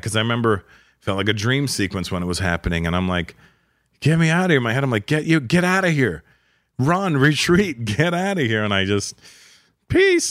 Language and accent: English; Toronto, Ontario, Canada; moved away as an adult; now in Los Angeles, United States; it was in Toronto, it was my hometown